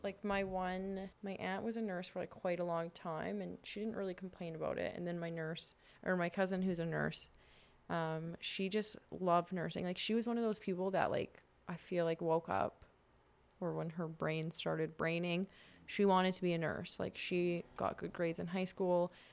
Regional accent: Saskatchewan, Canada; moved away; also born or lived in Warman / British Columbia; I grew up in Saskatchewan

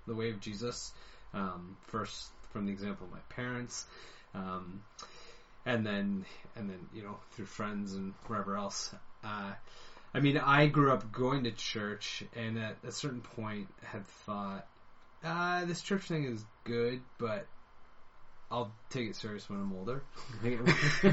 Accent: London, Ontario, Canada; also born or lived in Ireland; now in Hamilton, Canada; I eventually grew up in London, Ontario, and that's where I spent all my years going to school through high school and university

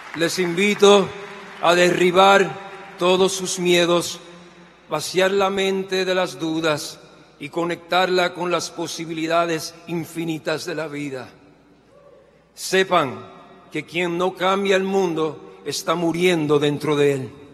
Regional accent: Puerto Rico; Yo hoy sé que soy puertorriqueño, músico, sobreviviente de cáncer

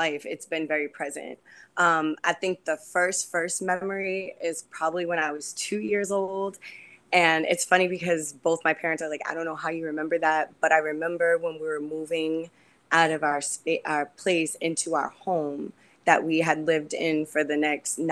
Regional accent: Charleston, South Carolina, United States; now in Boston, United States; I was born in Charleston, South Carolina.

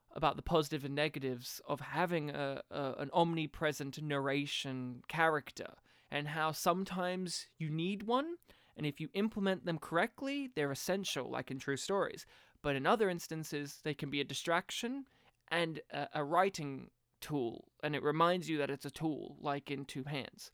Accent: Australia; as an Australian, and as a young Australian

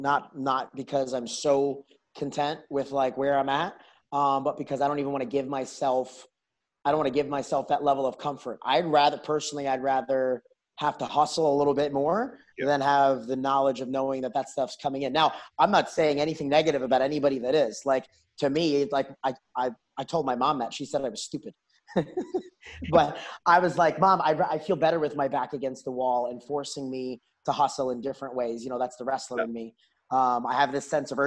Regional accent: New York, United States; now in Houston, United States; I grew up in New York where wrestling was bigger than football is down here in Texas

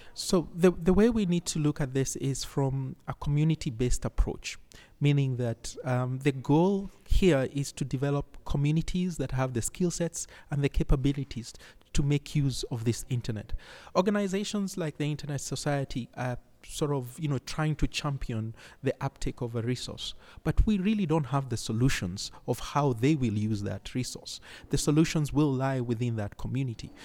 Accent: Nairobi, Kenya; I come from Nairobi, Kenya

